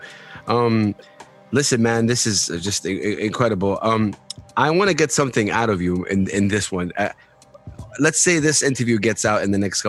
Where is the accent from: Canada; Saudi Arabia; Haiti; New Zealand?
Saudi Arabia; Jeddah, Makkah Province; also born or lived in Medina; I'm originally from Medina. I grew up in Jeddah